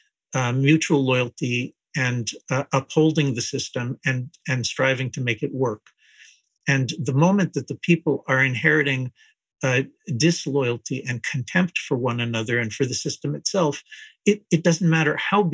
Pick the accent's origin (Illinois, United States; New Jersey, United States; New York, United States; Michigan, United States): New Jersey, United States; also born or lived in Israel; when I was growing up in New Jersey, I was born in Israel, but I grew up in the United States